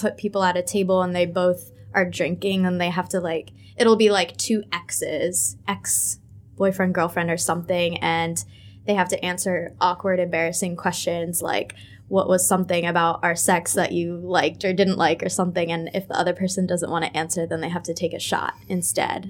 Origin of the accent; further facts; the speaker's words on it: United States; moved away as an adult; now in Ho Chi Minh City, Vietnam; I am an American expat